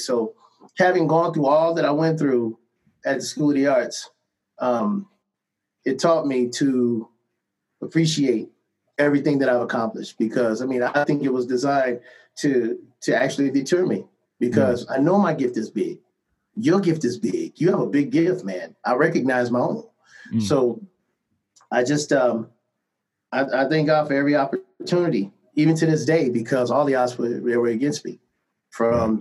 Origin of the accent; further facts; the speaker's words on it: Cleveland, Ohio, United States; moved away; my hometown, nothing against Cleveland, Ohio